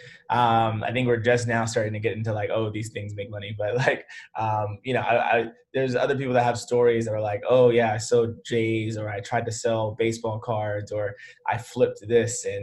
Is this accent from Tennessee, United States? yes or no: yes; Memphis, Tennessee, United States; moved away as an adult; also born or lived in Atlanta; I went to a private school in Memphis. That's where I'm from. So I'm from Memphis, went to this like, you know, preparatory all boys school from 7th to 12th grade